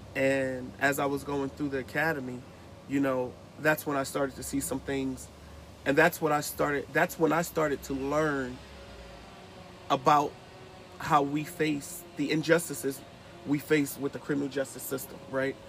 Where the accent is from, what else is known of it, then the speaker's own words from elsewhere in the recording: Newark, New Jersey, United States; moved away; I'm originally from Newark, New Jersey.